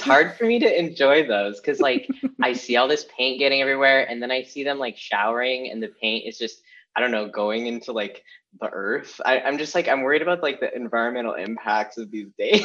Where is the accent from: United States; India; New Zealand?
United States; Olympia, Washington; now in Los Angeles, United States; I grew up in Washington